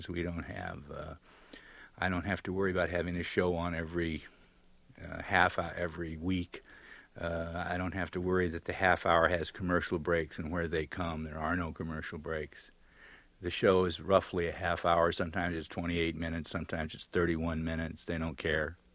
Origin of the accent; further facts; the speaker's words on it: Pearl Harbor, Hawaii, United States; born there; Well, let's not forget Pearl Harbor, Hawaii. You know, I was born in Pearl Harbor.